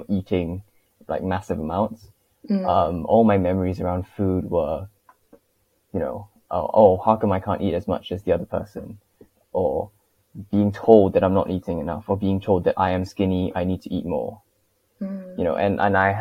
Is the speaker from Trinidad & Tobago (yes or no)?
no; Singapore; also born or lived in United Kingdom; born and raised in Singapore from, you know, 0 to like 20